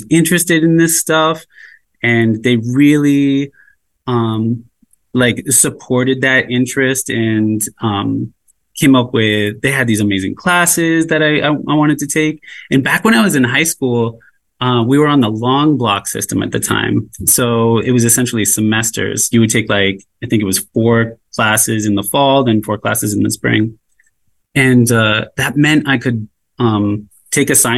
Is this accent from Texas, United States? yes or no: no; Nantucket, Massachusetts, United States; also born or lived in upstate New York; I'm from Nantucket. I grew up here